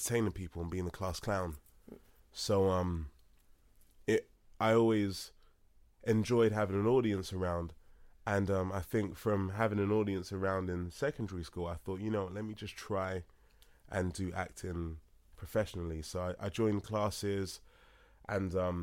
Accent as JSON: {"language": "English", "region": "London", "country": "United Kingdom", "tie": "born or raised there", "also_born_or_lived": "Los Angeles, United States", "said": "I'm Nigerian, born and raised in Hackney, London"}